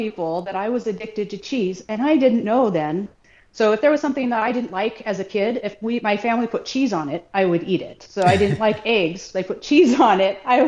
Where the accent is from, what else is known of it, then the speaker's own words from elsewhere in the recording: Southwest Washington, United States; I grew up in Southwest Washington with a normal family with the normal standard American diet.